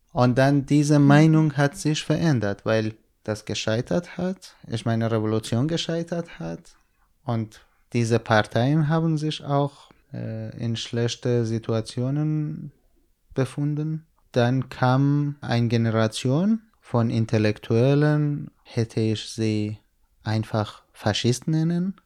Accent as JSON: {"language": "German", "region": "Iranian Kurdistan", "country": "Iran", "tie": "born or raised there", "second_language": "German", "moved": "as an adult", "lives_now": "Germany", "said": "ich komme aus dem Iran, aus kurdischen Gebieten"}